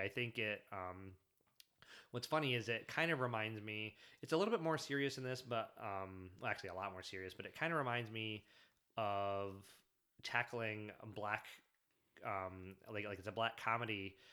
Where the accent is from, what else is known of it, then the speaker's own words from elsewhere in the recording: Michigan, United States; I grew up in Michigan, but I didn't, I didn't grow up around Detroit